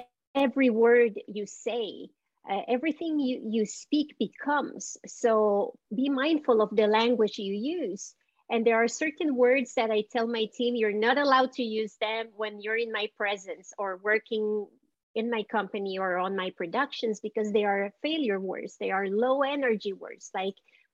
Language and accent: English; Montreal, Quebec, Canada; accent: Montreal; moved away as an adult; also born or lived in El Salvador; now in United States; my family left and went to Canada